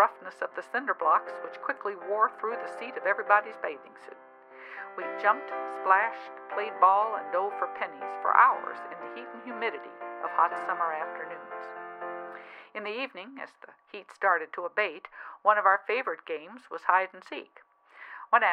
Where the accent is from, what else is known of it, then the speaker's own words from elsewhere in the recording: Baton Rouge, Louisiana, United States; I was born in Baton Rouge, Louisiana in 1949